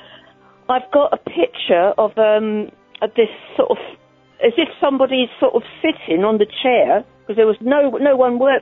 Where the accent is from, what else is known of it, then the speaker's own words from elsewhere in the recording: Holland-on-Sea, East of England, United Kingdom; I'm from Holland-on-Sea in Essex